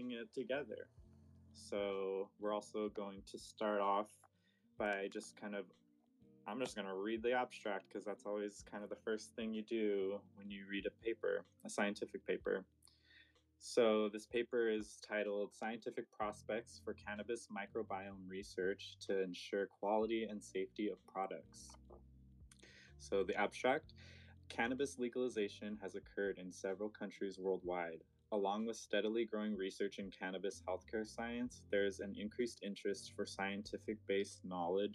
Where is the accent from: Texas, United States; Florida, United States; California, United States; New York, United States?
California, United States; Southern; now in Humboldt, United States; I am from Southern California, now living in Humboldt, California.